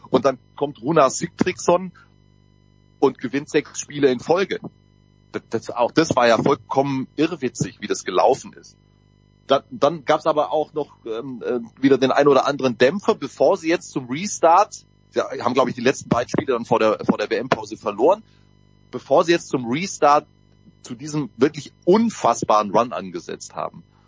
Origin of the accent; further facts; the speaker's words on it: Southern Germany, Germany; kommen wir aus Süddeutschland